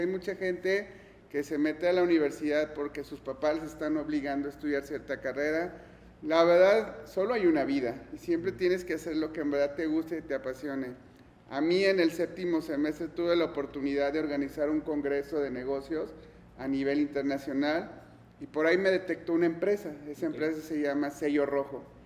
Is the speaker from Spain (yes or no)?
no; Mexico; also born or lived in Germany / Guadalajara